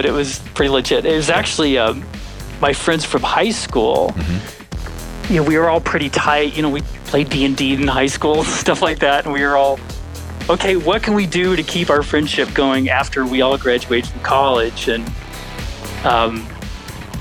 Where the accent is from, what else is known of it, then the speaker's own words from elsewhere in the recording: Big Spring, Texas, United States; now in Oakland, United States; I grew up in a little town called Big Spring